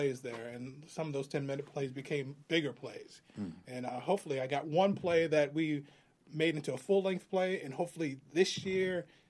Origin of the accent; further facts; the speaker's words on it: Binghamton, New York, United States; my hometown of Binghamton